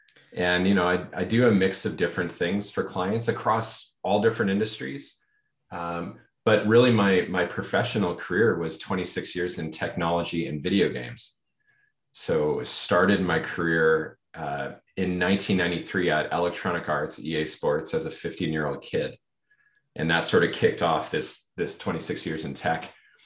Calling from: Vancouver, British Columbia, Canada; Yeah, I'm joining from Vancouver, BC in Canada.

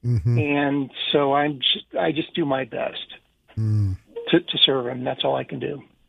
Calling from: Idaho, United States

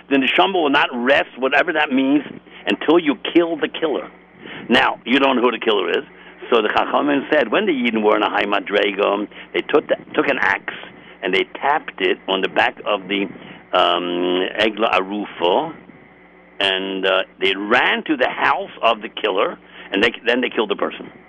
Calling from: Los Angeles, California, United States; I'm calling in from Los Angeles, California.

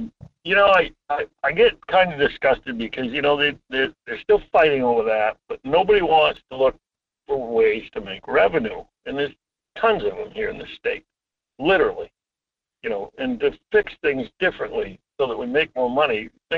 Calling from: Homer, Alaska, United States; Hi, Mike. … from Homer.

